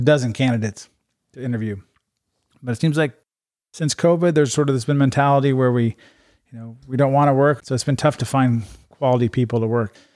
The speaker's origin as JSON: {"language": "English", "town": "Urbandale", "region": "Iowa", "country": "United States", "tie": "born or raised there", "also_born_or_lived": "Japan / Las Vegas", "moved": "as an adult", "said": "I grew up in Urbandale. Um, went to Urbandale High School, graduated"}